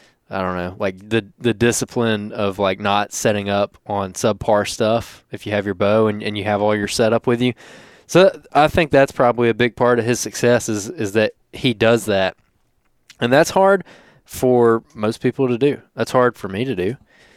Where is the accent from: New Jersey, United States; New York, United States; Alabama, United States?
Alabama, United States; Georgia, because I'm from Alabama.